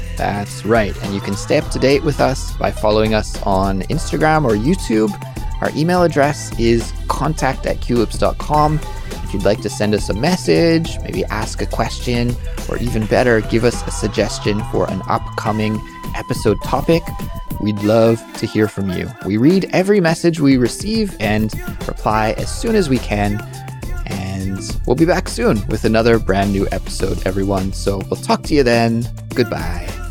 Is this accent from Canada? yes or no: yes; Canada; now in Korea; my home country of Canada